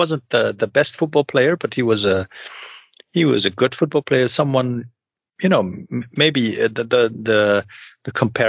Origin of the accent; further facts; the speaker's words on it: Overijssel, Netherlands; So he's from Twente, and you know, I'm from Twente, I'm a native, but you know, not an original native, to put it that way.